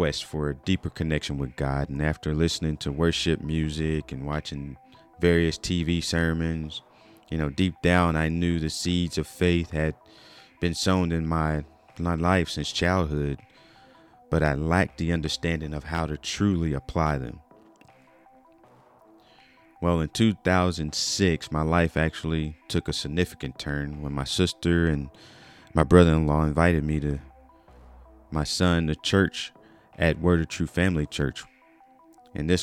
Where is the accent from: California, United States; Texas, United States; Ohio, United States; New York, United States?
Texas, United States; Wichita Falls; moved away as an adult; also born or lived in Fort Worth, Texas; now in Tulsa, United States; I was born and raised in Wichita Falls, Texas, where I developed lifelong friendships and cherished my small town upbringing